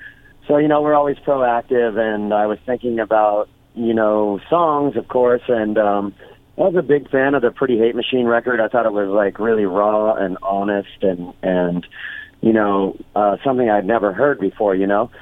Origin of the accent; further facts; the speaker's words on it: Orange County, California, United States; also born or lived in Los Angeles, California; I grew up in Orange County, California. You know, I was born in L.A., grew up in Orange County, and then back to L.A. when I was 19